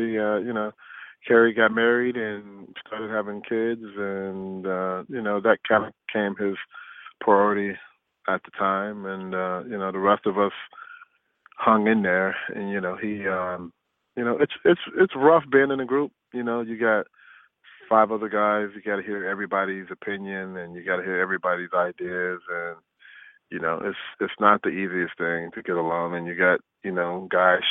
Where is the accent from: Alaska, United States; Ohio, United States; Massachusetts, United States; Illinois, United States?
Illinois, United States; Chicago; now in Minnesota, United States; I came up from Chicago